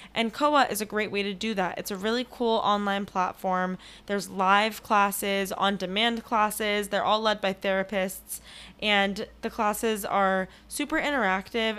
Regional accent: Los Angeles, California, United States; now in New York, United States; I'm from L A too, and now I'm in New York

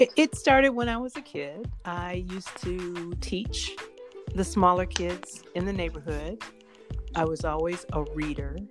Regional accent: Detroit, Michigan, United States; I grew up in Southwest Detroit

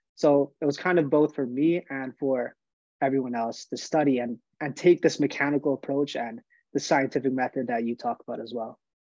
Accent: Montreal, Quebec, Canada; I'm from Montreal, Quebec, Canada. I started playing hockey, you know, like a lot of Canadian kids, as soon as I could walk

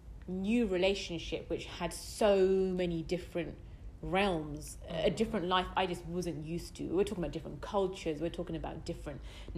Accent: United Kingdom; I'm as British as can be.

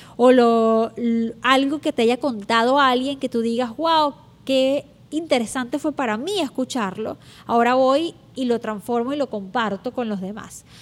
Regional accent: Venezuela; moved away; uso mucho la palabra chévere, porque soy venezolana, y digo chévere muchas veces.

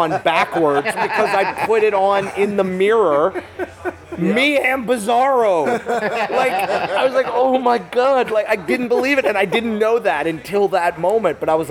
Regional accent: Chicago, Illinois, United States; my local comic shop growing up in Chicago that I went to religiously every week

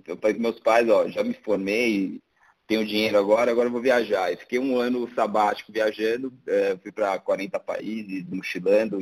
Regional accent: Brazil; somos brasileiros

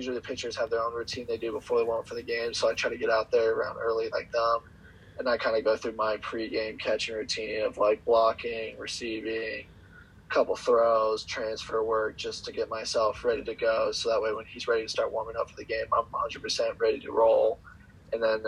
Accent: California, United States; I'm from California

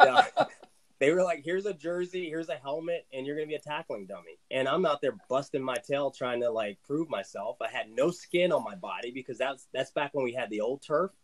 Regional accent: Southern Virginia, United States; I'm from Southern Virginia

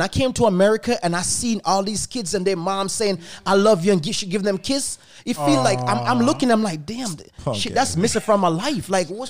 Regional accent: Jamaica; But I'm Jamaican

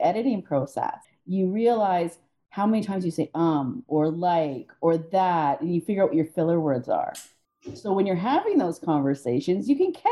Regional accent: Canada; As a Canadian, I don't notice when I say

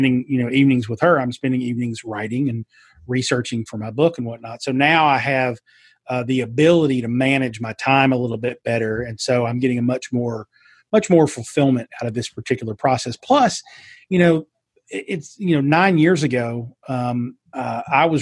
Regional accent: Eastern Kentucky, United States; accent: Southern twang; moved away as an adult; also born or lived in New York City; being from Eastern Kentucky. I do have that twang.

